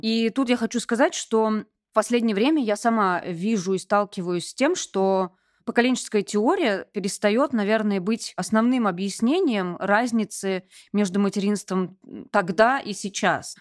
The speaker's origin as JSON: {"language": "Russian", "town": "Vladimir", "region": "Vladimir Oblast", "country": "Russia", "tie": "born or raised there", "also_born_or_lived": "Moscow", "moved": "yes", "lives_now": "Saint Petersburg, Russia", "said": "Я сама из провинции, родилась и выросла во Владимире"}